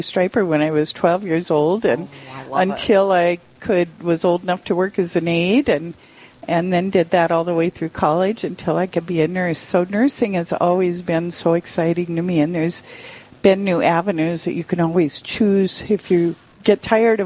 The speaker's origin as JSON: {"language": "English", "town": "Sturgis", "region": "South Dakota", "country": "United States", "tie": "born or raised there", "also_born_or_lived": "Montana", "lives_now": "Rapid City, United States", "said": "I grew up in Sturgis"}